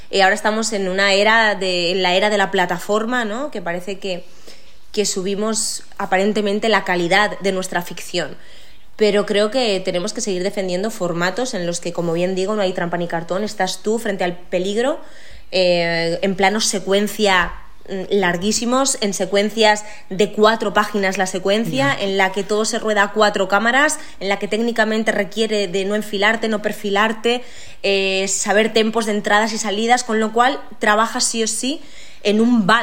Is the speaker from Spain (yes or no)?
yes; Valencia, Valencian Community, Spain; yo venía de, ya haber trabajado bastante en mi tierra, he tenido la suerte de que a mí Valencia, pues, eh, a nivel profesional, pues me ha dado muchísimas, muchísimas alegrías.